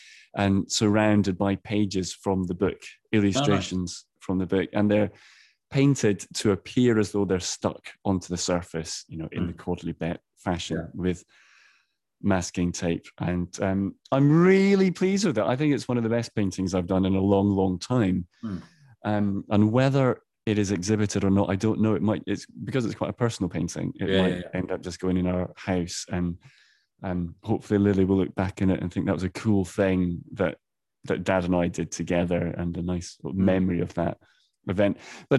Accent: Edinburgh, Scotland, United Kingdom; It's in the Docklands of Edinburgh, my hometown.

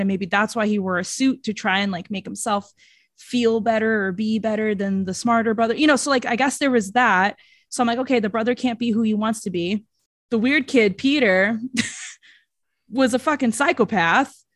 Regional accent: Brazil; accent: Brazilian; That's my Brazilian accent

